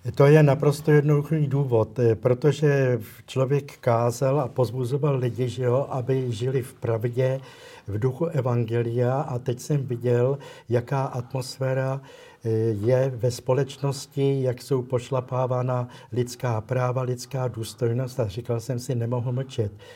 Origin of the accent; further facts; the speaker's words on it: Prague, Czechia; protože pocházím z Prahy